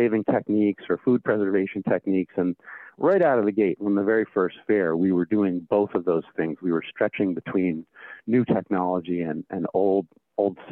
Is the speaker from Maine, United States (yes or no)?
yes; Maine, United States; Growing up in Maine